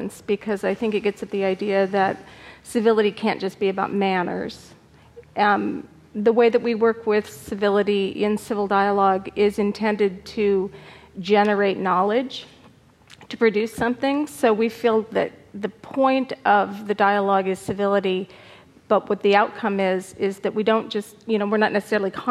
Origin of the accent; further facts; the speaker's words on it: Arizona, United States; I'm from Arizona